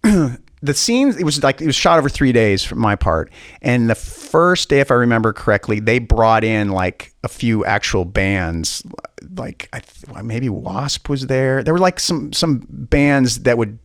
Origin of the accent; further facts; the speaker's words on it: Spokane, Washington, United States; I'm this kid from Spokane.